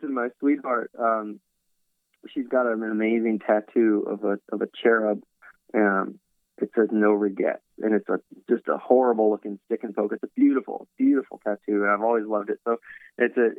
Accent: Virginia, United States; also born or lived in Philadelphia / Nashville; now in Los Angeles, United States; I grew up in Virginia

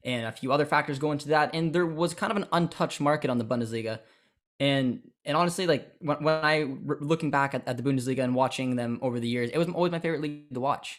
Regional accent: Ontario, Canada; growing up in Canada

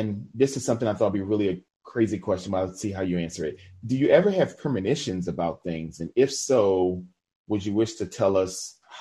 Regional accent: New Orleans, Louisiana, United States; I'm originally from New Orleans

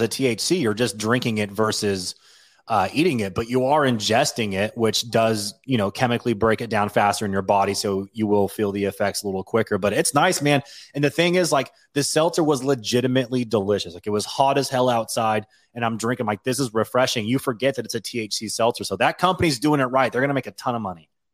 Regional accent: Washington, United States; moved away; growing up in Washington and being, like, a Washingtonian

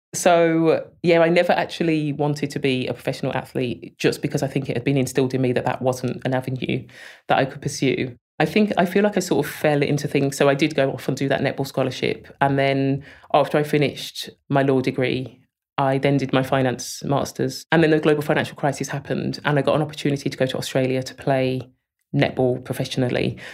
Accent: Birmingham, West Midlands, United Kingdom; I was born in Selly Oak and raised there.

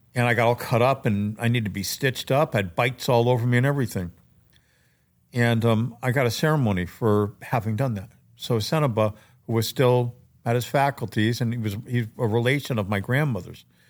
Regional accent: Maine, United States; my life growing up in Maine

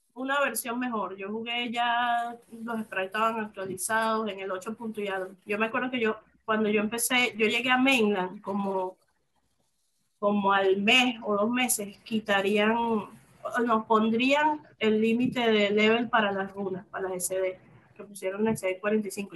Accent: Venezuela; moved away as an adult; now in Mexico; yo me vine de Venezuela hace dos años

